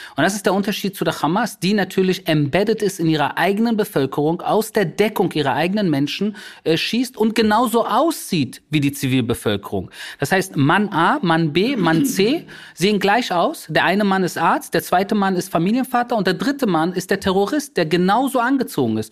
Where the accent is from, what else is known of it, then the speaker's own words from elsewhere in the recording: Berlin, Germany; first language German; moved away as an adult; now in Israel; mein Geburtsort da wo ich aufgewachsen bin